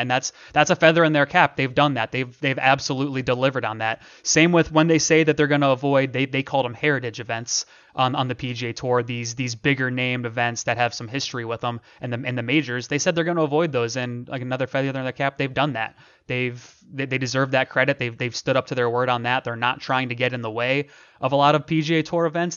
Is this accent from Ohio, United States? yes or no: yes; Akron, Ohio, United States; moved away; I'm from Akron, Ohio. Shout out the Northeast Ohio, uh, three three oh people, all my people back in Ohio.